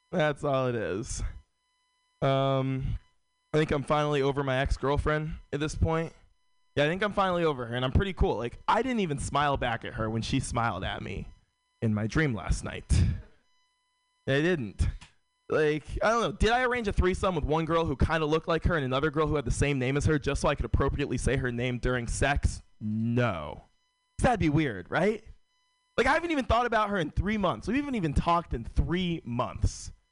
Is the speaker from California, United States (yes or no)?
yes; San Francisco, California, United States; Uh, born and raised in San Francisco. San Francisco is a very white city.